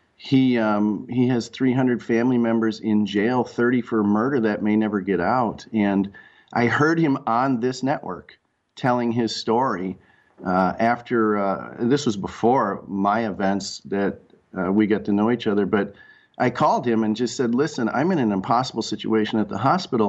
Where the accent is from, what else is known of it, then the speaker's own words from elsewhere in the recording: Rochester, Minnesota, United States; also born or lived in Red Wing, Minnesota; I grew up in Rochester, Minnesota, under the under the shadow of the Mayo Clinic